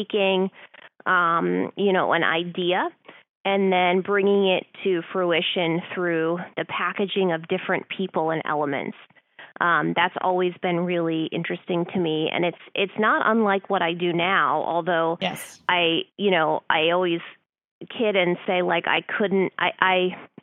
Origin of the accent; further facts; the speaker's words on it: Orange County, California, United States; also born or lived in Los Angeles; I was born in Orange County and my family is very in the horse industry